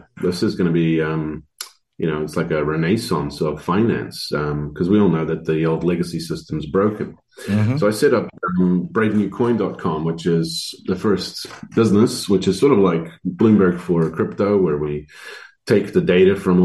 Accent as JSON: {"language": "English", "country": "New Zealand", "tie": "born or raised there", "also_born_or_lived": "Croatia / Netherlands", "said": "I was born in Croatia, you know, Yugoslavia, and in 91, I guess it was their turn to be democratized. So we fled as refugees to Holland for a couple of years and then immigrated to New Zealand. And so I grew up here"}